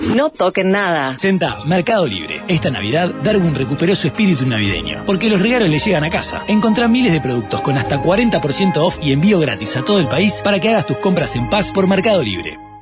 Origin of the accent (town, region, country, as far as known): Uruguay